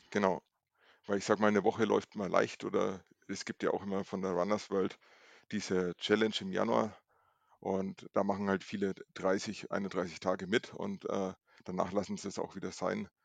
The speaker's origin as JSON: {"language": "German", "town": "Nuremberg", "region": "Bavaria", "country": "Germany", "said": "ich komme aus Nürnberg, bin 41 Jahre alt"}